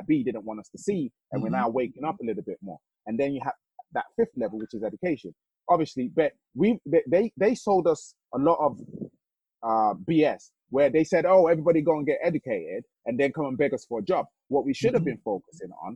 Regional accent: Nigeria; now in United Kingdom; as a Nigerian

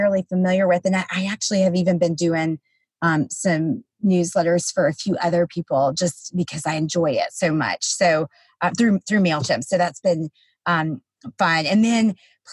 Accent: the South, United States; I'm from the South

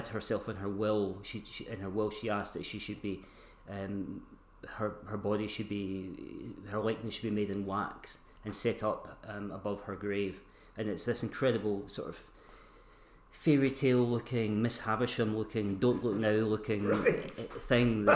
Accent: Stirling, Scotland, United Kingdom; I was born in Stirling and... spent the first part of my life there

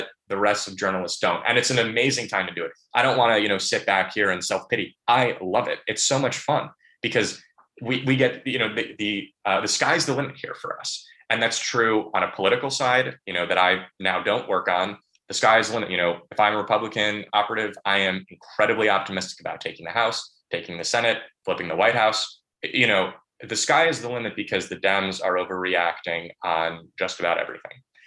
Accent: Bethesda, Maryland, United States; my hometown of Bethesda

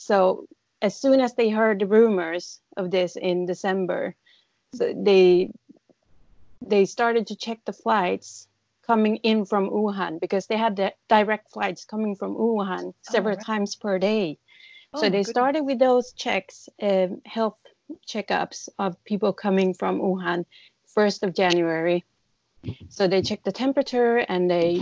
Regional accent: Sweden; moved away as an adult; now in Taipei, Taiwan; I come from Sweden, and I've been living here for 13 and a half years.

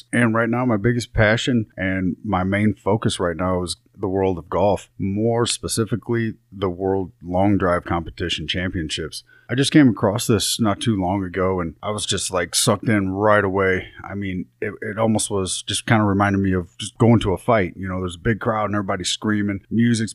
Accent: Troy, Missouri, United States; my hometown of Troy, Missouri

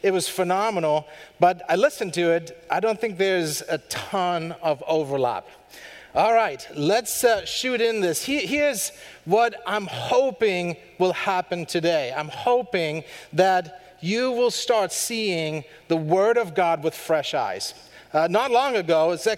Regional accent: Germany; moved away; from Germany, born and raised

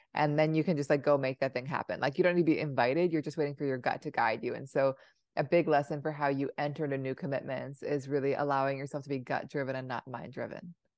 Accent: Seattle, Washington, United States; also born or lived in Providence, Rhode Island; I grew up in Seattle

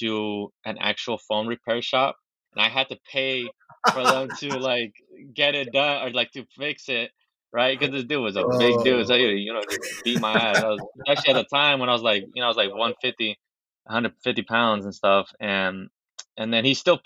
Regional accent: Los Angeles, California, United States; I'm from Los Angeles, 23 years old.

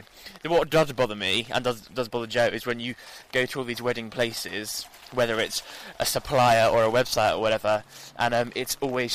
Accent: London, United Kingdom; No, I'm from London.

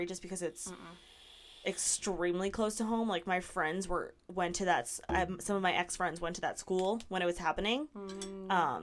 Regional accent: Denver, Colorado, United States; also born or lived in Texas; I am from Denver

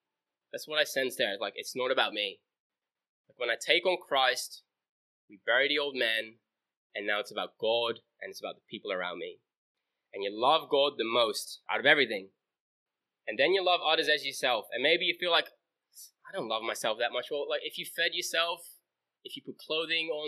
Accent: Netherlands; moved away; It's where I grew up. I grew up in Holland.

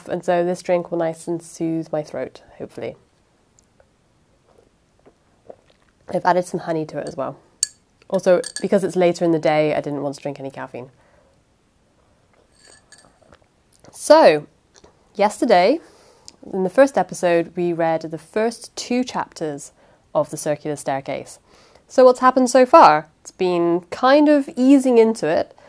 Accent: United Kingdom; I'm British, so, and I can't do accents

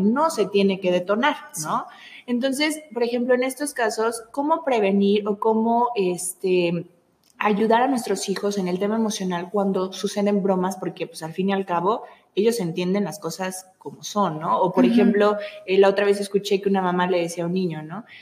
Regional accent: Veracruz, Mexico; yo soy veracruzana, entonces yo traigo como la sangre así

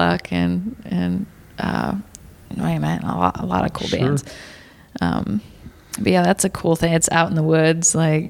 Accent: St. Louis, Missouri, United States; I've gone to a lot of shows growing up in St. Louis

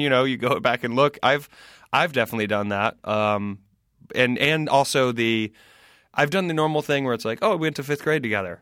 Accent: Greenville, South Carolina, United States; moved away as an adult; also born or lived in Spartanburg, South Carolina / Washington, D.C. / New York City; I grew up in South Carolina, Greenville, South Carolina

